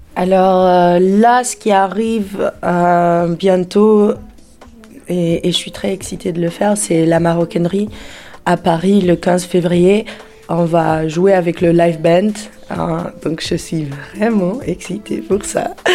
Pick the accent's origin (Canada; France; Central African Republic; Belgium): Belgium; Antwerp, Flanders; moved away; also born or lived in Brussels / Portugal; J'ai grandi à Anvers et après j'ai habité à Bruxelles pendant 5 ans